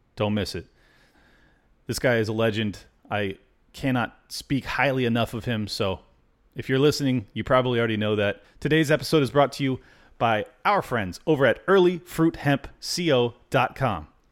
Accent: Southern California, United States; I grew up in Southern California

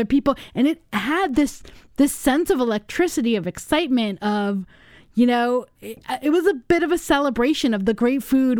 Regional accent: United States; also born or lived in New York; now in Madison, United States; I grew up in Los Angeles and in New York

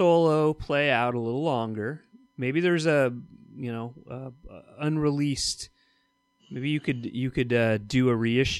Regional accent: Southern California, United States; I grew up in Southern California, so it's certainly in me.

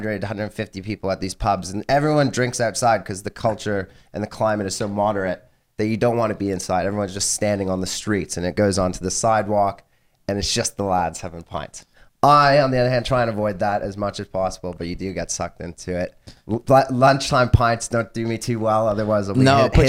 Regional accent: Canada; moved away as an adult; now in London, United Kingdom; English and Scottish, but Canadian at heart

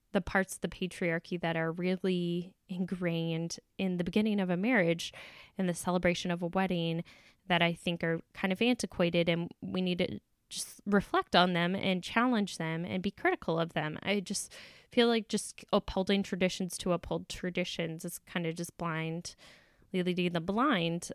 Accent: the South, United States; I was raised in the South

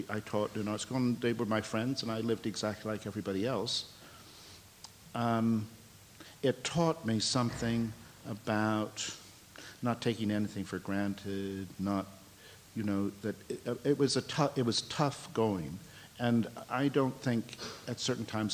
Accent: United States; moved away as an adult; now in England, United Kingdom; I grew up in America

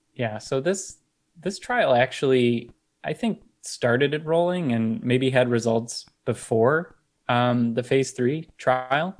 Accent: Detroit, Michigan, United States; I'm from the Michigan area, Detroit area.

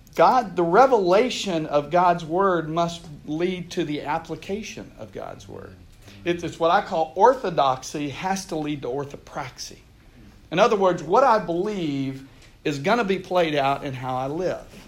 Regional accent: Houston, Texas, United States; I grew up in Texas. I'm from Houston originally.

